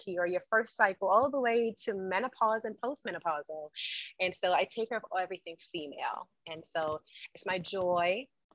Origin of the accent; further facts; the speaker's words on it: Jamaica; moved away; also born or lived in New York, United States; I am a Jamaican by birth. I was born and raised in the island of Jamaica. So I grew up as a young girl there. I migrated to the United States, to New York